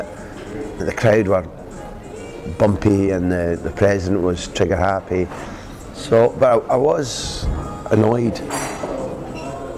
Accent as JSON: {"language": "English", "region": "Scotland", "country": "United Kingdom", "moved": "yes", "said": "As a Scot"}